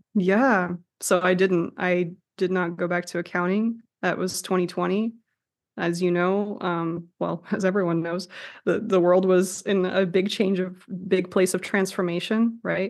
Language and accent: English; Russia; moved away; I'm from Russia